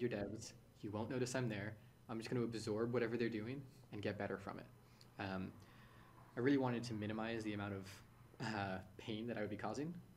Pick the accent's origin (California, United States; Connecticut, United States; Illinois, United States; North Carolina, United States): California, United States; San Francisco; so I'm born and raised in San Francisco. I've lived here my whole life.